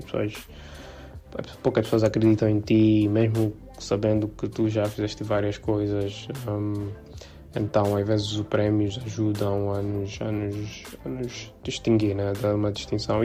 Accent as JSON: {"language": "Portuguese", "country": "South Africa", "tie": "born or raised there", "moved": "as an adult", "lives_now": "Angola", "said": "quando eu fiz sete anos uh, emigrei para a África do Sul um, e yeah, fiquei lá até fiquei lá 17 anos"}